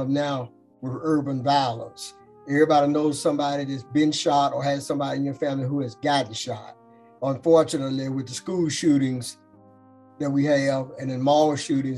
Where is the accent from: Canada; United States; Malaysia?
United States; Birmingham, Alabama; I grew up on College Hills. That's the official name of the neighborhood.